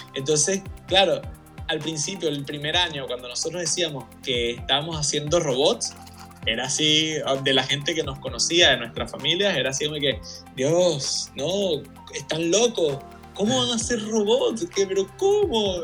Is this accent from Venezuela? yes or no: yes; Venezuela; also born or lived in Chile; yo soy venezolano y chileno y mi esposa es venezolana y portuguesa, entonces siempre como que hemos tenido familia fuera de Venezuela